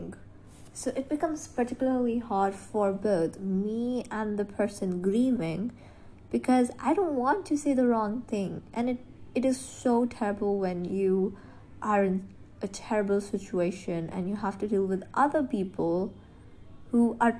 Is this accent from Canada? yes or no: no; India; I'm from India.